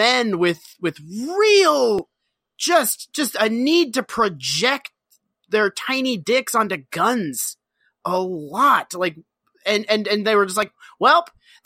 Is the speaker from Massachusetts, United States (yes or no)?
yes; Massachusetts, United States; My little town of like just from a little like sleepy Massachusetts suburb has a fleet of Humvees